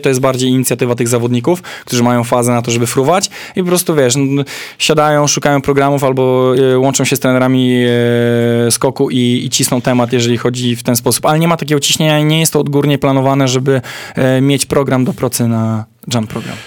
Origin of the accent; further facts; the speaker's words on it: Poland; Ja mówię, że z Polski